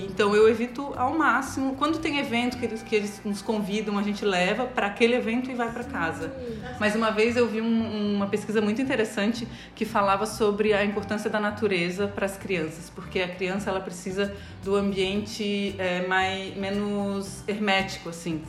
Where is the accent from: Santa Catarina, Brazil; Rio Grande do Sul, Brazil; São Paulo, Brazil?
Santa Catarina, Brazil; Florianópolis; Eu cresci aqui em Florianópolis